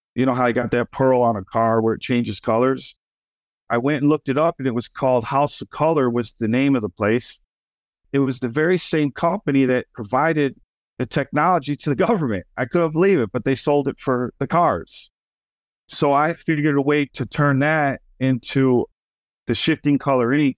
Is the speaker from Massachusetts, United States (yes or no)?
no; Schaumburg, Illinois, United States; also born or lived in Chicago, Illinois; we grew up in Schaumburg, which was a suburb outside of Chicago, middle class suburbia. And then to go from there to the south side of Chicago